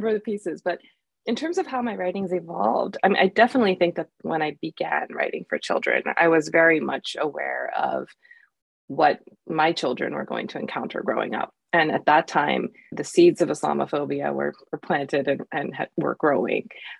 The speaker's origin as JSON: {"language": "English", "country": "United States", "tie": "born or raised there", "said": "as a kid growing up in the United States, I didn't feel like I had the chance to share in a school setting."}